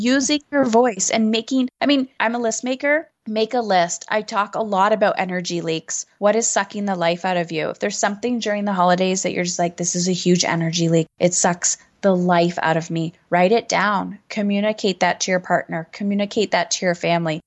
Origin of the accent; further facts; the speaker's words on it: Canada; I'm Canadian